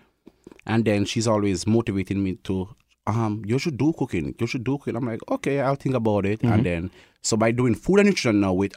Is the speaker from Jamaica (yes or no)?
yes; Kingston, Jamaica; moved away as an adult; also born or lived in Thompson, Canada; now in Winnipeg, Canada; So I'm from Kingston, Jamaica. That's where I was born.